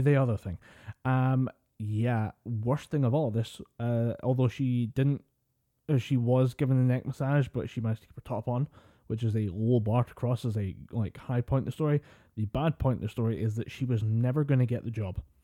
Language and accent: English; Scotland, United Kingdom; we're Scottish